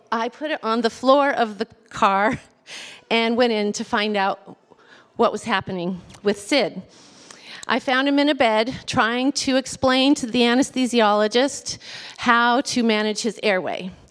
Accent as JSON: {"language": "English", "region": "Southern California", "country": "United States", "tie": "born or raised there", "said": "I was raised on Southern California beaches"}